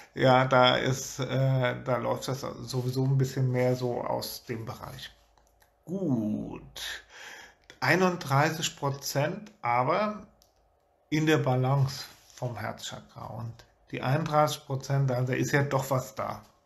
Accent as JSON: {"language": "German", "country": "Germany", "said": "wir hier auch als Deutsche"}